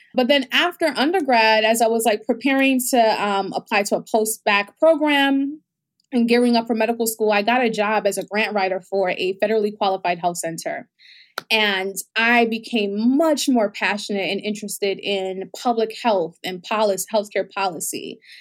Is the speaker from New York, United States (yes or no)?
yes; New York City, New York, United States; also born or lived in Bahamas; I was actually born in the Bahamas, um, my, my mom moved to the United States and with me when I was eight months old, so I grew up in New York in the Bronx